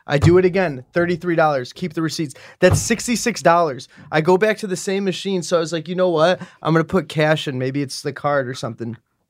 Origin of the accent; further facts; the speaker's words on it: Chicago, Illinois, United States; Chicago. What's up, Chicago?